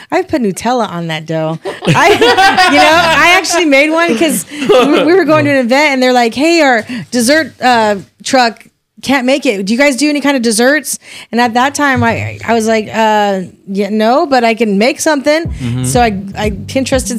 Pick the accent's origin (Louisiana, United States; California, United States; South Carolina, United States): California, United States; Madera; we're both from Madeira, born and raised